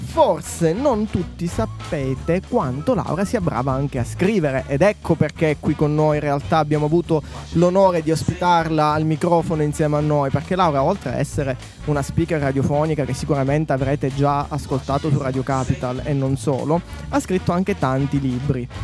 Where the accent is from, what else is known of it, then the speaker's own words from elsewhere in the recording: Sicily, Italy; essendo siciliano